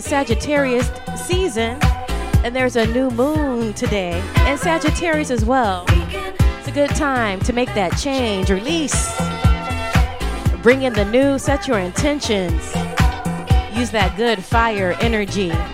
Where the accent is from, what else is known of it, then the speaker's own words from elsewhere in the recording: eastern North Carolina, United States; moved away; We're from North Carolina, coastal, eastern coast, North Carolina